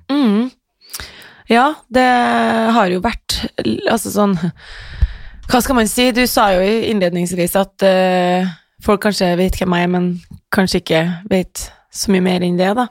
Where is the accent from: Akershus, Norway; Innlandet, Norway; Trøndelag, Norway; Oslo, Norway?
Trøndelag, Norway; Trondheim; moved away as an adult; Jeg vokste opp på Heimdal